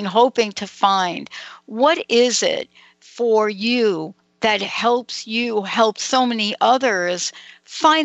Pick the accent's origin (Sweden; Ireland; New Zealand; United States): United States; New York City, New York; I grew up in New York City